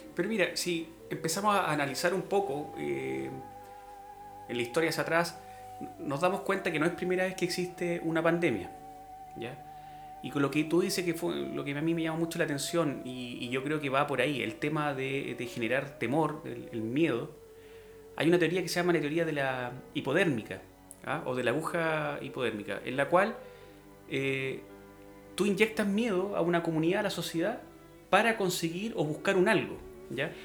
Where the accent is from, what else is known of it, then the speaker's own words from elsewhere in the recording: Chile; como chilenos